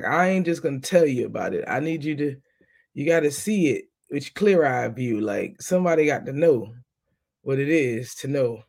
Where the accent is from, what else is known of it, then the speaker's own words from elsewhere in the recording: New York, United States; now in Jacksonville, United States; As you know, I'm from New York. I live in Florida.